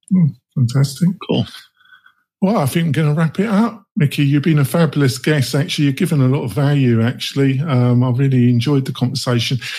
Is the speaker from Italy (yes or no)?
no; England, United Kingdom; now in United States; I'm English. I live in America though